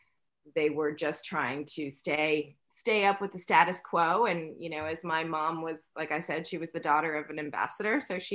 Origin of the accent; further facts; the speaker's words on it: New York City, New York, United States; in New York City.